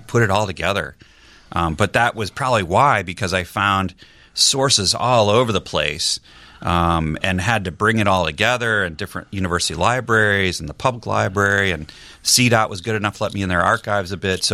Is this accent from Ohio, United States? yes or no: yes; Youngstown, Ohio, United States; moved away as an adult; also born or lived in Normal, Illinois / Washington, D.C. / Annapolis, Maryland; when we were very young in Normal, Illinois. And then growing up in Youngstown, Ohio